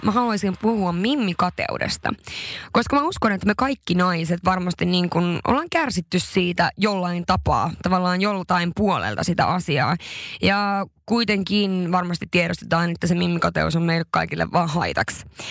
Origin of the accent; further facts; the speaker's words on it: northern Finland, Finland; mä oon pohjoisesta kotoisin, se on jotain, mistä mä oon tosi ylpeä